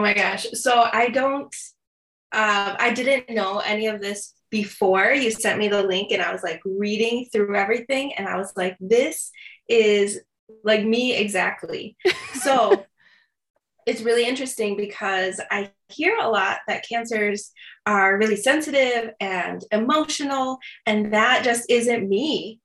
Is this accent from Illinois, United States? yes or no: yes; Chicago, Illinois, United States; i grew up in the south suburbs of chicago